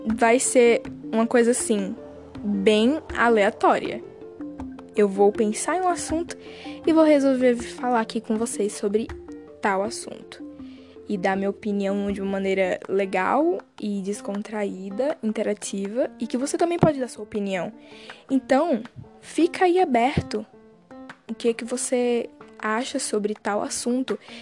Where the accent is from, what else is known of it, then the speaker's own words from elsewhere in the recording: Bahia, Brazil; Não sei se você reparou no meu sotaque, mas eu sou do Nordeste, uh, da Bahia